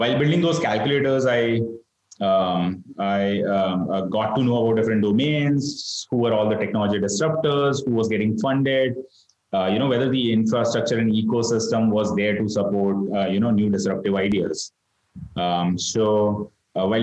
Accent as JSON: {"language": "English", "town": "Ahmedabad", "region": "Gujarat", "country": "India", "tie": "born or raised there", "moved": "as an adult", "said": "Started out of Ahmedabad, which is my hometown"}